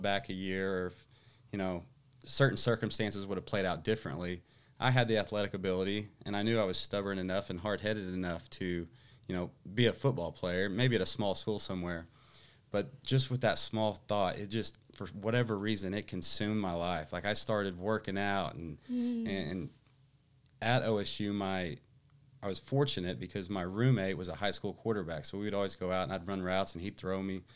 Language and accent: English; Skiatook, Oklahoma, United States; I grew up in Skytook